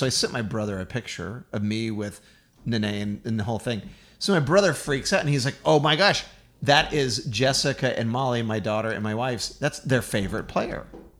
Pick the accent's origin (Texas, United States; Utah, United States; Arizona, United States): Texas, United States; I'm a Texan.